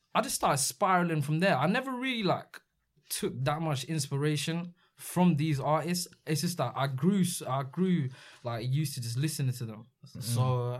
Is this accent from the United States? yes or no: no; Redhill, South East England, United Kingdom; my hometown of Red Hill.